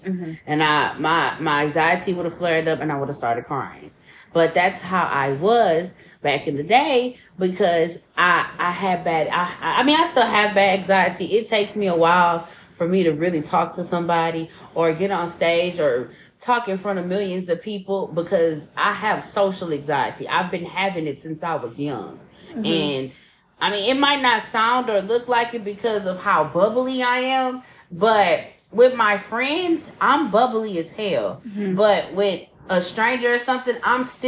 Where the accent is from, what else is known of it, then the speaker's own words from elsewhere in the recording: United States; I was raised in the North End